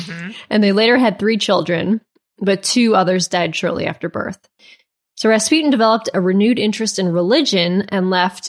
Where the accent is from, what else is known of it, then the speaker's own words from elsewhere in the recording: Midwest, United States; I think I say it weird because I'm from the Midwest.